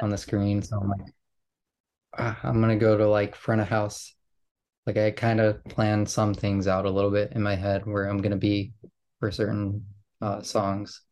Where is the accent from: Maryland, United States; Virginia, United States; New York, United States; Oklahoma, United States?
New York, United States; growing up in New York